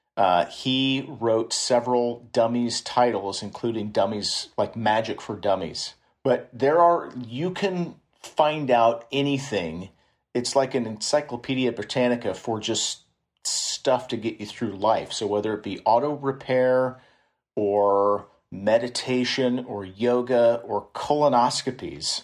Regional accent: Kansas City, Missouri, United States; moved away as an adult; now in San Francisco Bay Area, United States; I'm, I'm from Kansas City

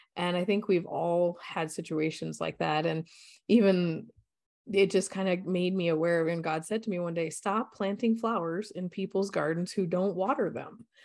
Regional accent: Colorado, United States; I grew up in Colorado, so beautiful state. I grew up in the mountains

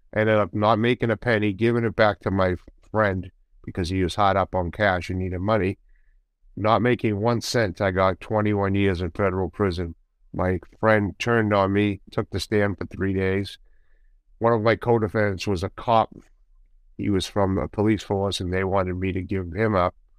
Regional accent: Boston, Massachusetts, United States; also born or lived in Medford, Massachusetts; I was born in Boston, right out in, in the north end of Boston, and then we moved to the outskirts in a city, in a s, town city, actually, called Medford, Massachusetts

